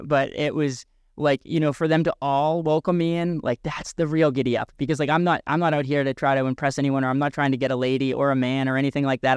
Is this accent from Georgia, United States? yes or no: no; a couple of towns over from York, Maine, United States